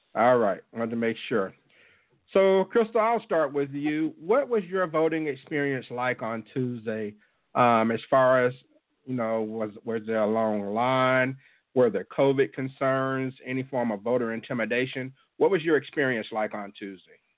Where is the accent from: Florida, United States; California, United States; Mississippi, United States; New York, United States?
Mississippi, United States; Jackson; my hometown of Jackson, Mississippi